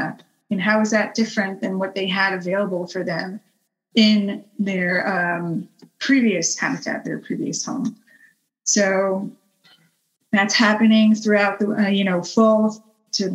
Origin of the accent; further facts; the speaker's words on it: Israel; moved away; I'm Israeli, and I was born in Israel and lived there my entire life